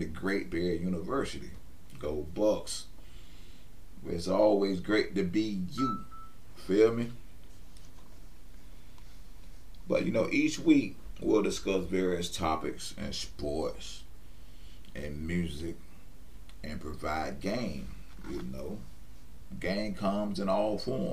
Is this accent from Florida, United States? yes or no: yes; West Palm Beach, Florida, United States; I was born and raised in West Palm Beach, Florida